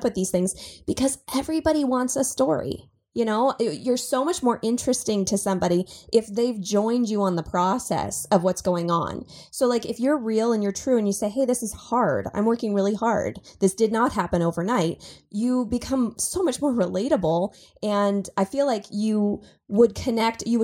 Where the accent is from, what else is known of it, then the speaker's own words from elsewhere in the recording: Portland, United States; I'm from Portland